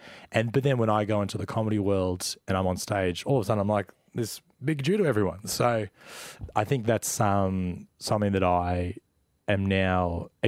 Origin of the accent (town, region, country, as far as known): Melbourne, Victoria, Australia; born or raised there